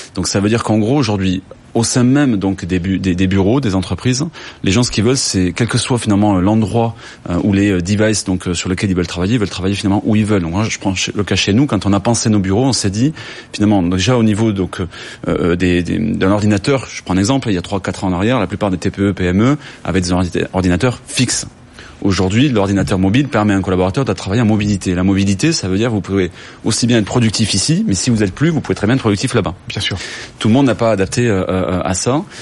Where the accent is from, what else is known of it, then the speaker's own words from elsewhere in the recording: Toulouse, Occitania, France; je suis toulousain